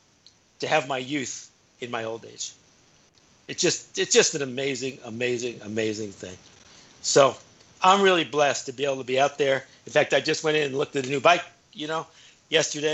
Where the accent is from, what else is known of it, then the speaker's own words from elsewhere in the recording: Flagstaff, Arizona, United States; moved away as an adult; now in Bend, United States; my hometown of Flagstaff